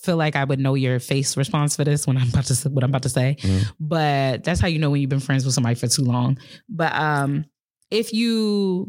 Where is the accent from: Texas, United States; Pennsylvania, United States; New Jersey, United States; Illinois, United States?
New Jersey, United States; I'm from Jersey, born and raised